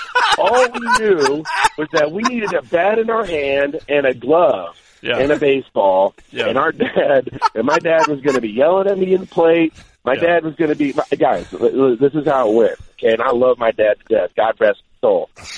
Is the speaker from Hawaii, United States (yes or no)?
no; California, United States; And I grew up in Southern California, and we used to have this team in California, and then my dad was the coach